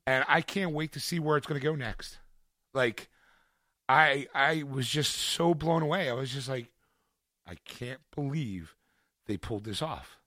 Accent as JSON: {"language": "English", "town": "Philadelphia", "region": "Pennsylvania", "country": "United States", "said": "I can say I am from Philadelphia"}